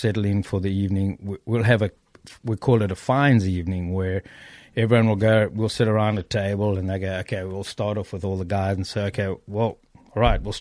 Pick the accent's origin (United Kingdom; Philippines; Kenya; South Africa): South Africa; now in United States; I was born in South Africa and I have a green card in America